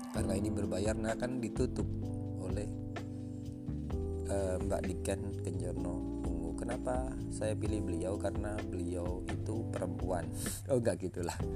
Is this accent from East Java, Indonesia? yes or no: yes; Lamongan, East Java, Indonesia; saya dari Lamongan